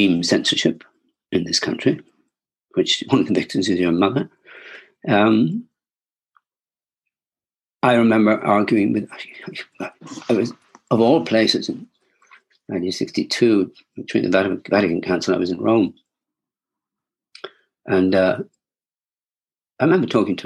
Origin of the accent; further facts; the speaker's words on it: Wexford, Leinster, Ireland; when I was growing up in Wexford, I was a little boy